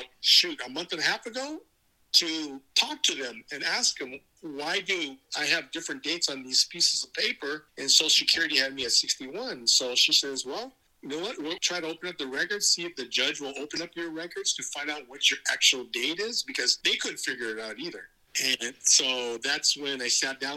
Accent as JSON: {"language": "English", "town": "Gilroy", "region": "California", "country": "United States", "tie": "born or raised there", "also_born_or_lived": "San Jose, California", "said": "I was born in San Jose, California. And the parents that adopted me raised me in Gilroy, California"}